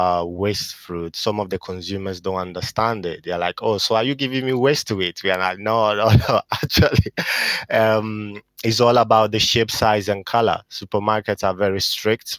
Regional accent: Italy; moved away as an adult; now in United Kingdom; I was born in Italy and I lived there pretty much all my life.

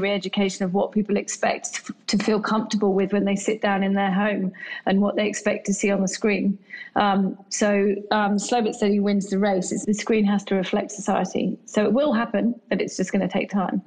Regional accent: England, United Kingdom; now in Australia; Being English myself

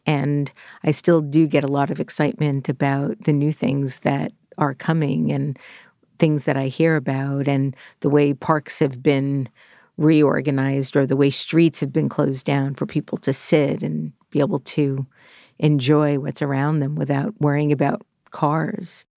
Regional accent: New York, United States; I was born in Brooklyn

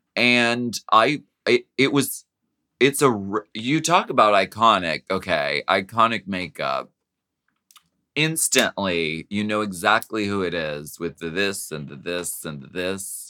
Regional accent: Erie, Pennsylvania, United States; born or raised there

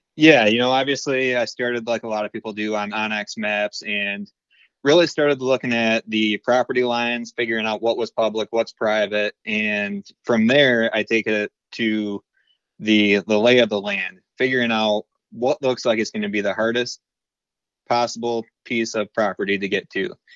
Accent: Beal City, Michigan, United States; I'm actually from Beale City, Michigan. I'm twenty-nine years old, and I've pretty much, uh, lived in this area my entire life

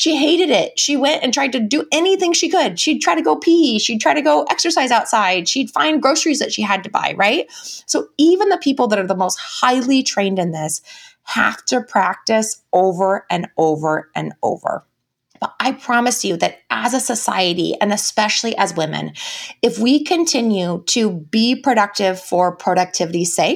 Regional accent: United States; as American women, it is part of our value system to be productive.

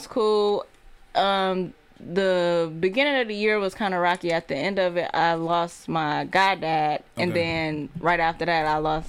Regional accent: Oak Park, Michigan, United States; also born or lived in Detroit; I'm from the West Side of Detroit. Well, not Detroit. I basically grew up in Oak Park.

